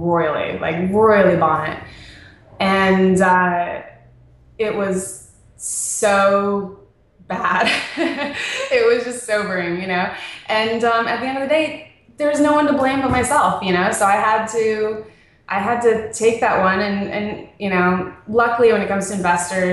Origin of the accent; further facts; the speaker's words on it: Las Vegas, Nevada, United States; also born or lived in Phoenix, Arizona / Hollywood Hills, Los Angeles; now in Santa Monica, United States; I was born in Phoenix, and then all of the, like, really important formative years, my parents decided to raise me in Las Vegas